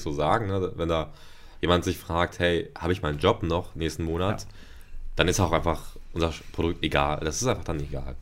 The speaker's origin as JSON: {"language": "German", "area": "Ruhr area", "region": "North Rhine-Westphalia", "country": "Germany", "tie": "born or raised there", "also_born_or_lived": "Paderborn / Bielefeld / Hanover", "moved": "as an adult", "said": "ich komme aus dem Ruhrgebiet und im Ruhrgebiet äh, bin ich zwar aufgewachsen"}